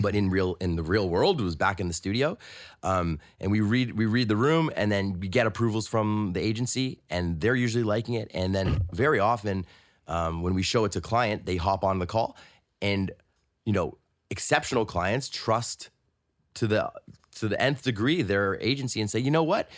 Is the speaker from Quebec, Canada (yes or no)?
no; Toronto, Ontario, Canada; I'm from Toronto, and I work at, um, I work at a music studio